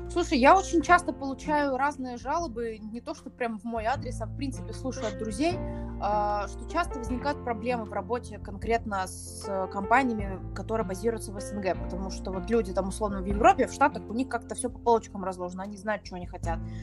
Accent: Minsk, Belarus; мне 24, я из Минска

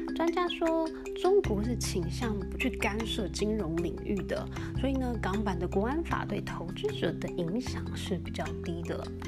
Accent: Taiwan; accent: Taiwanese Mandarin; now in United States; 我用台湾的中文口音

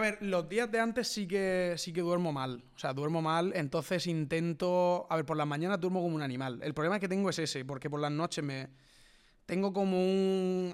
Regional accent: Villena, Valencian Community, Spain; Yo vengo de Villena

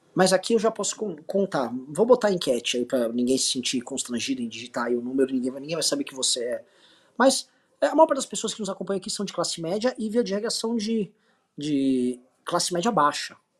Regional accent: Brazil; eu sou brasileiro e eu sou um brasileiro descendente de portugueses, espanhóis, um pouco de italianos

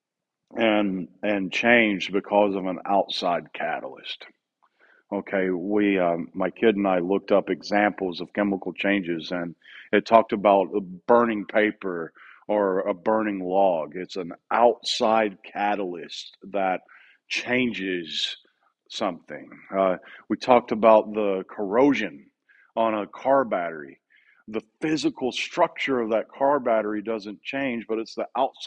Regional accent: Southeast, United States; moved away as an adult; now in Oceanside, United States; I grew up in the Southeast. I grew up understanding things with a Southeastern understanding and celebrations

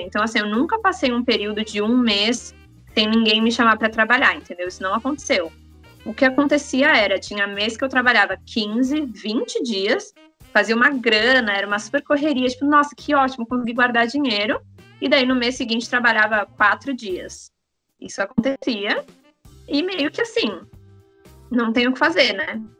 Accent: São Paulo, Brazil; moved away as an adult; now in Vancouver, Canada; eu nasci, cresci, sempre morei em São Paulo, capital

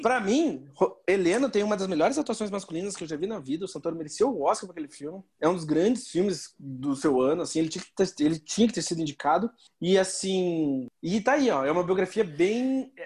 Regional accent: Brazil; eu sou brasileiro

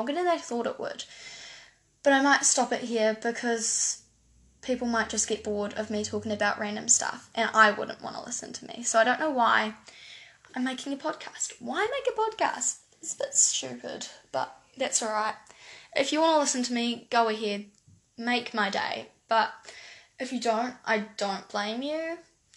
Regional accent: New Zealand; accent: New Zealand; I live in New Zealand

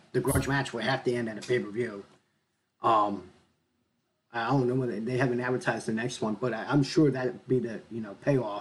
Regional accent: Philadelphia, Pennsylvania, United States; I grew up in the Philadelphia area, I watched ECW as a kid

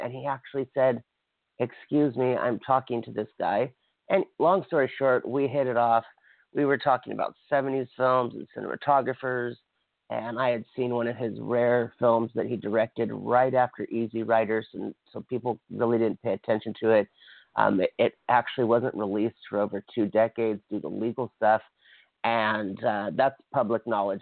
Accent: Kauai, Hawaii, United States; my home island

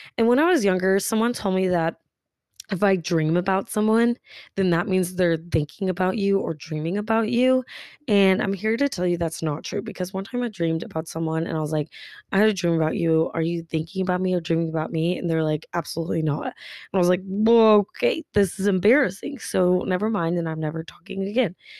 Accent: Tulsa, Oklahoma, United States; I'm from Tulsa, Oklahoma

